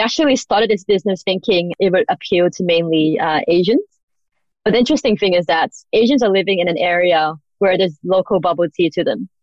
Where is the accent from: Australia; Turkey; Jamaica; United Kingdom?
Australia; also born or lived in United States; I grew up in Australia. I lived in America